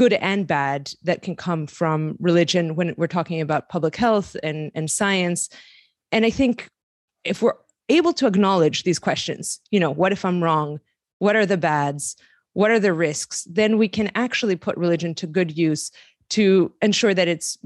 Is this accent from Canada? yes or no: no; Greece; moved away as an adult; also born or lived in Lebanon; I grew up in Greece.